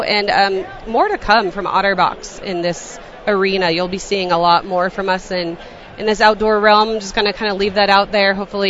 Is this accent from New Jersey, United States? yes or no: no; Colorado, United States; We're from Colorado, so it has to be Coors Light.